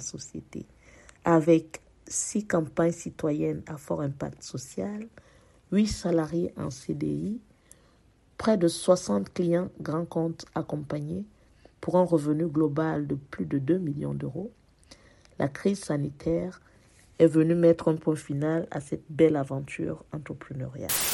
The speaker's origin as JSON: {"language": "French", "town": "Paris", "region": "Île-de-France", "country": "France", "said": "Je suis parisienne et je vis dans le 13e arrondissement de Paris depuis 24 ans"}